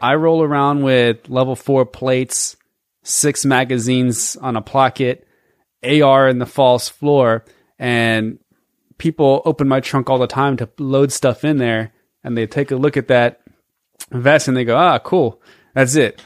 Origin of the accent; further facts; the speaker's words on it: Georgia, United States; we're from Georgia